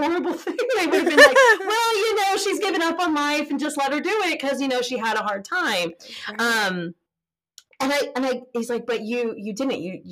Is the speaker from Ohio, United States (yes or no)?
no; California, United States; moved away; I'm from California